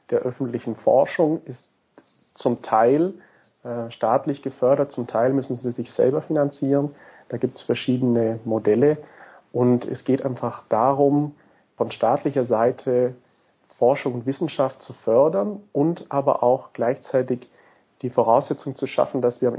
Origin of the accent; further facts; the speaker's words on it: Augsburg, Bavaria, Germany; Ich komme ursprünglich aus Augsburg